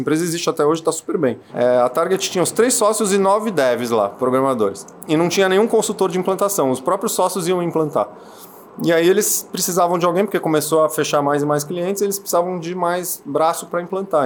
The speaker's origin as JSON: {"language": "Portuguese", "region": "São Paulo", "country": "Brazil", "tie": "born or raised there", "said": "Nasci em Perdizes, bairro de São Paulo, Zona Oeste."}